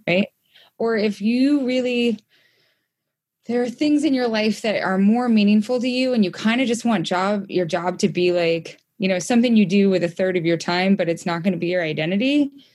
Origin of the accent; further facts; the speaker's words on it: Idaho, United States; also born or lived in Brooklyn, New York; now in Montana, United States; I grew up in Idaho